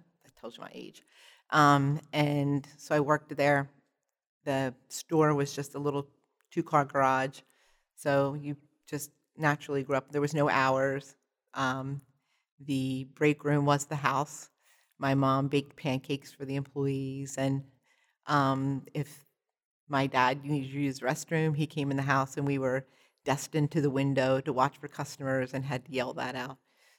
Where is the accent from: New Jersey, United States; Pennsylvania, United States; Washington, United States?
Pennsylvania, United States; Perkasie; I'm from Perkasie, Pennsylvania, which is just about an hour north of Philadelphia.